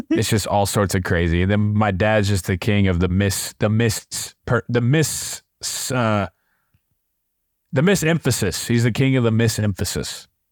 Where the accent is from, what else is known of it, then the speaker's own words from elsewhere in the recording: Indianapolis, Indiana, United States; us growing up in Indianapolis in the prime of the Colts